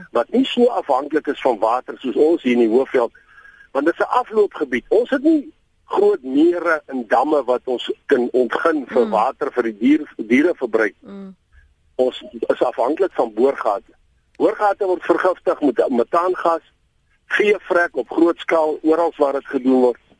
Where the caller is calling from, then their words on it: Vrede, Free State, South Africa; Goeiemôre … van die Vrede gebied. Ek is een van die geaffekteerdes in die gebied wat nou geteken word vir eksplorasie.